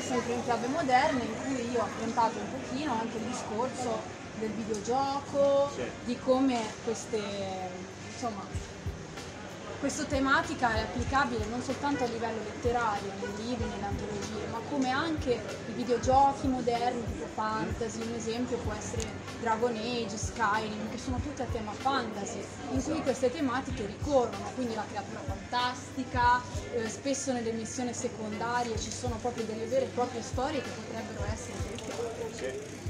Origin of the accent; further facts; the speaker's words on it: Massa, Tuscany, Italy; accent: Massese; ho l'accento massese